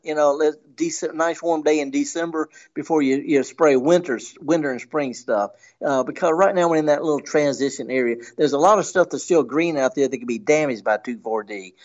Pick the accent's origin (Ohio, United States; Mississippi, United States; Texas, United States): Mississippi, United States; I'm from Mississippi. I'm in Oklahoma.